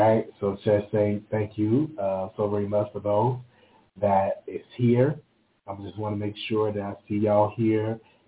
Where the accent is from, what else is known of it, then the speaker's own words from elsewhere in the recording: Chicago, Illinois, United States; moved away; I do got a little, you know, situation in Chicago. You know, I'm going to go visit my hometown